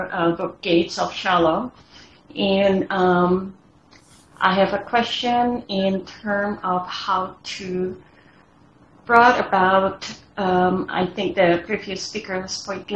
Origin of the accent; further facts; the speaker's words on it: Indonesia; moved away; I grew up in Indonesia and we believe in supernatural